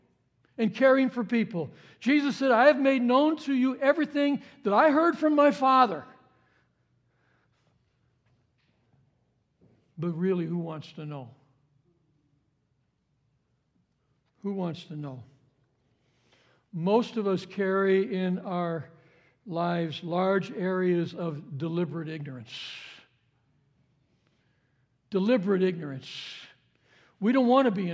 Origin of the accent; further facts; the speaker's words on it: Cicero, Illinois, United States; We grew up in Chicago area. It was in the suburbs of Cicero.